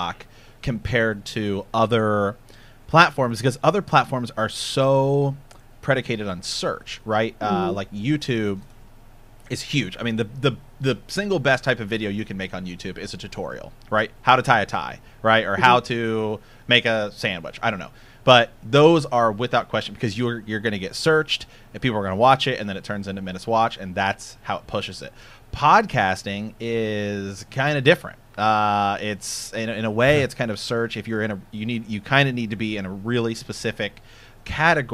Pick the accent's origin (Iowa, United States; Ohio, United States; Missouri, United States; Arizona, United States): Ohio, United States; We're from Ohio